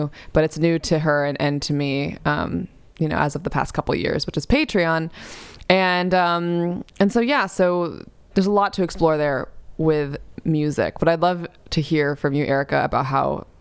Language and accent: English; New York City, New York, United States; I grew up in New York City